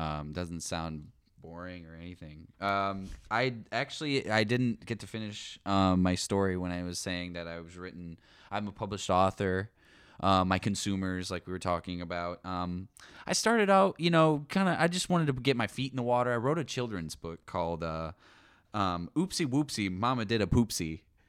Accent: California, United States; I'm from Yeehaw, California. My parents are actually both landlords

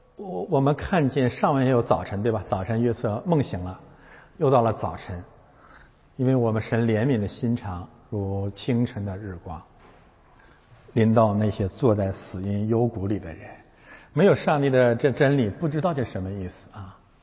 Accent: China; 我们是中国人

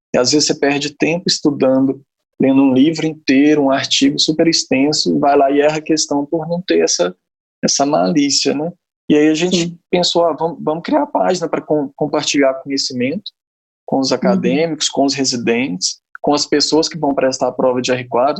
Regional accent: interior of Minas Gerais, Brazil; moved away as an adult; also born or lived in Uberaba / Belo Horizonte; now in São Paulo, Brazil; sou natural do interior de Minas Gerais, uma cidade muito pequena, fiz toda a minha formação médica em Minas

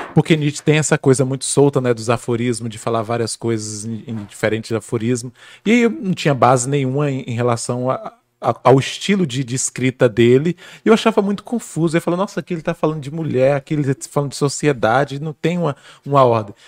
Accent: near Teixeira de Freitas, Bahia, Brazil; Eu sou da Bahia, do interior, uhum. é, para quem não conhece, sou baiano, é, sou de uma cidadezinha bem próxima à cidade de Teixeira de Freitas.

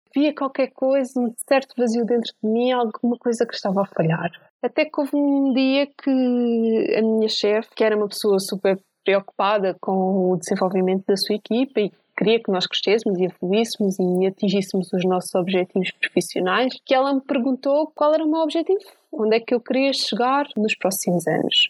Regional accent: Santiago do Cacém, Alentejo, Portugal; moved away as an adult; como eu era do Alentejo, tinha que ir inscrever-me na universidade na capital distrito, que no meu caso era em Setúbal. Portanto, eu quando saí de Santiago

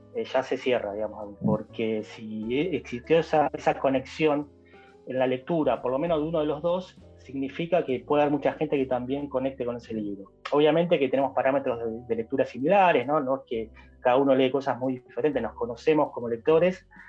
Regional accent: Buenos Aires, Argentina; nosotros somos de Capital

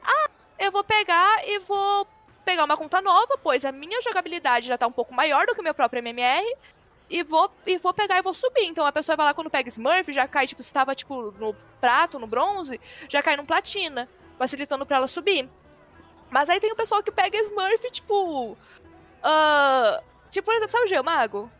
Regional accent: Brasília, Federal District, Brazil; eu sou de Brasília

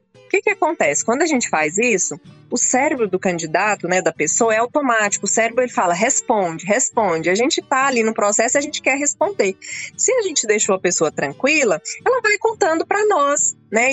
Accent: Rio Verde, Goiás, Brazil; also born or lived in Montividiu; Eu, eu nasci em Rio Verde, logo criança fui é. morar na fazenda. Fui criada na roça até vir para a escola.

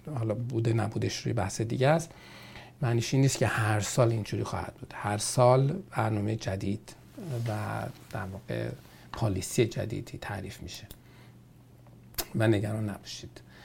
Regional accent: Iran; now in Canada; ما ایرانی هستیم

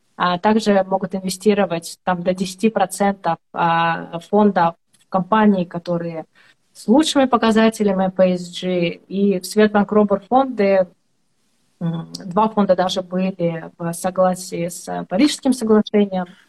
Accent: Estonia; я из Эстонии

